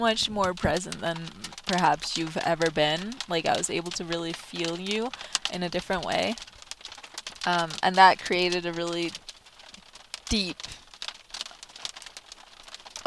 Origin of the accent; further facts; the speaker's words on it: Denmark; moved away; growing up in Denmark